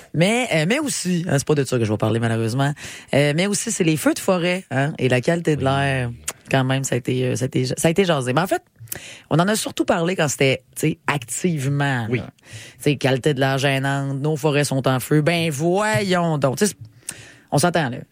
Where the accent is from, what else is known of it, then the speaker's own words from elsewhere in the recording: Quebec City, Quebec, Canada; Je viens de Québec.